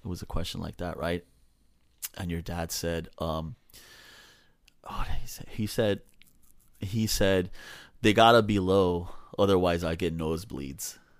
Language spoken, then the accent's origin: English; Los Angeles, California, United States; also born or lived in Silver Lake, Los Angeles / Westlake, Los Angeles; So I grew up in Echo Park